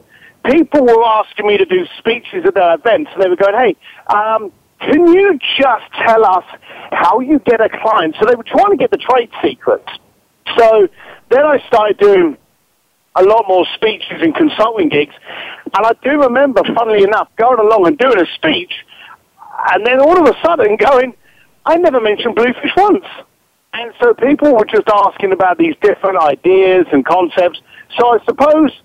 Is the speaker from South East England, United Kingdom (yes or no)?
no; London, United Kingdom; now in Los Angeles, United States; I started off as a bricklayer from East London, and now I'm in Hollywood